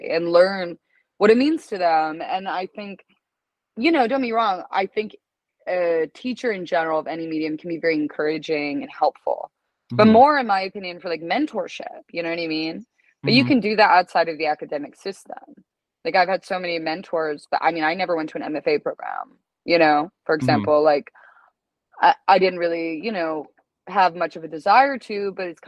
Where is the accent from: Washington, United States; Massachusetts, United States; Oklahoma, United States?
Oklahoma, United States; Broken Arrow; moved away as an adult; also born or lived in New York / Los Angeles; I left Oklahoma at 18